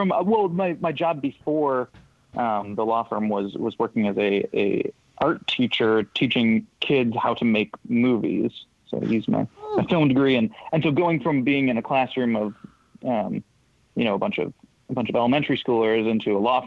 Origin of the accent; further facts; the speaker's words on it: Brookfield, Wisconsin, United States; moved away as an adult; also born or lived in Los Angeles area; now in Bay Area, United States; I grew up in Brookfield. It's like a suburb of Milwaukee.